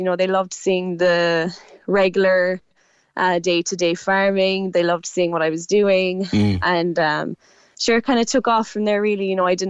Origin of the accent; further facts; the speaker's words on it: Clonakilty, Munster, Ireland; So I'm from West Cork. I'm from just outside Clonakilty direction. I'm farming with my dad and my brothers.